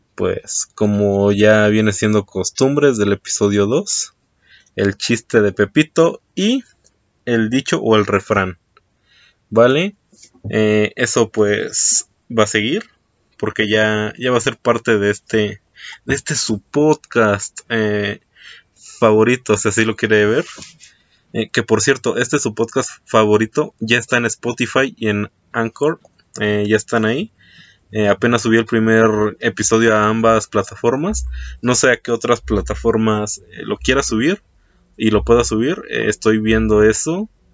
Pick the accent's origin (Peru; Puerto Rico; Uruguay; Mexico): Mexico; aquí en mi país, en México